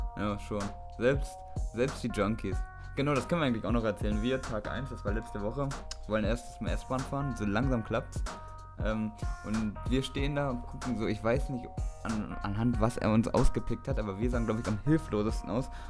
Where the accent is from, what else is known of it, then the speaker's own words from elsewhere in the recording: Einbeck, Lower Saxony, Germany; moved away as an adult; now in Hamburg, Germany; aus der kleinen Stadt Einbeck, wo wir herkommen